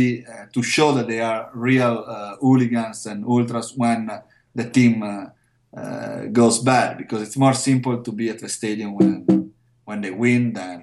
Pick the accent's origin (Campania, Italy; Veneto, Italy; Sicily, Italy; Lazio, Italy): Veneto, Italy; Verona; because I'm from Verona